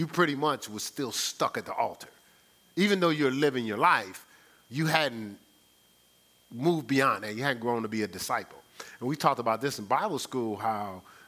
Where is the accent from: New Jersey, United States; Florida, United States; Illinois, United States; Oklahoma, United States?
New Jersey, United States; Newark; I'm from Brick City